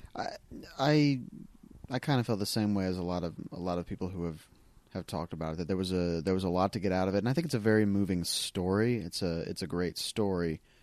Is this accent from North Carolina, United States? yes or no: yes; North Carolina, United States; moved away as an adult; also born or lived in Dayton, Tennessee; now in Los Angeles, United States; I grew up in North Carolina